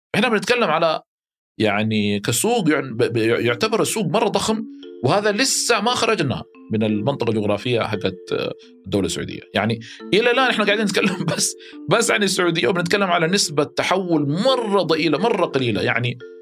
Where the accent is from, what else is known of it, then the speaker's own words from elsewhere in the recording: Mecca, Makkah Province, Saudi Arabia; اهلي هناك